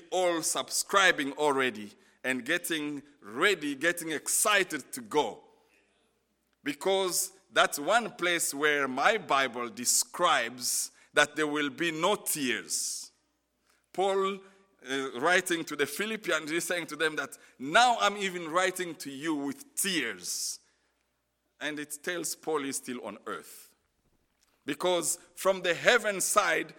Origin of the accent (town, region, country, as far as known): DR Congo